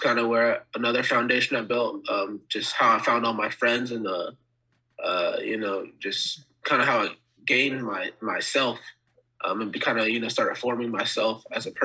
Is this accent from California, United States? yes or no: yes; Dixon, California, United States; also born or lived in North Carolina; as my parents got older, they moved to California